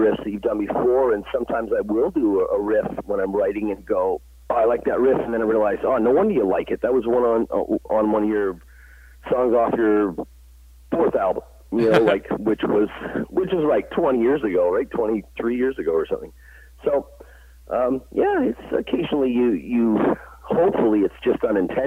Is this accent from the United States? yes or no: no; Canada; Canada, my home country